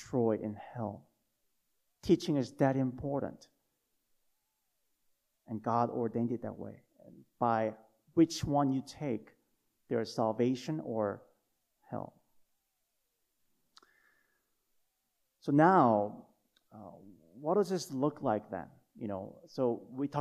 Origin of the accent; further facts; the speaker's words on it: South Korea; moved away; When I was growing up in Korea, when I was little